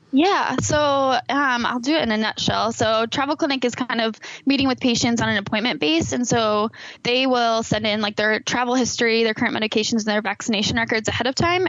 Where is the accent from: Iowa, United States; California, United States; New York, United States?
Iowa, United States; Iowa City; I grew up in the Iowa City area